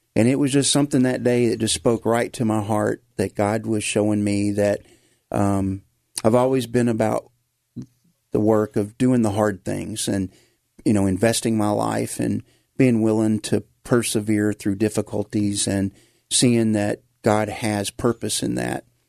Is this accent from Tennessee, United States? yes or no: yes; Memphis, Tennessee, United States; accent: Memphis; moved away as an adult; now in Lagrangeville, United States; we were going to Whit Memorial Baptist Church over off of Macon Road is where I grew up